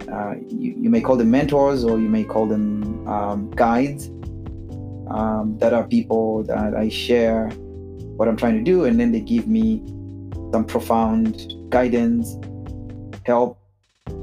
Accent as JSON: {"language": "English", "country": "Zimbabwe", "moved": "yes", "said": "I am originally from Zimbabwe"}